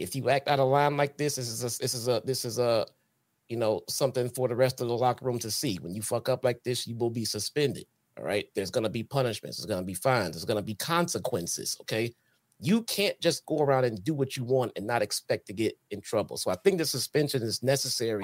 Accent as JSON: {"language": "English", "town": "Chicago", "region": "Illinois", "country": "United States"}